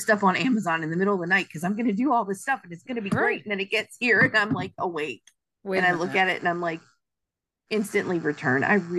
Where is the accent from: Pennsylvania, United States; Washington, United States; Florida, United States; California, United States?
Pennsylvania, United States; born there; also born or lived in Alabama; So, because I was born in Pennsylvania.